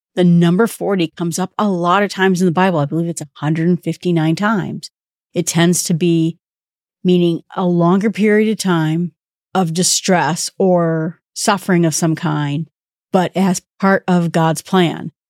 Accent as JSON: {"language": "English", "country": "United States", "said": "I'm from the North Woods"}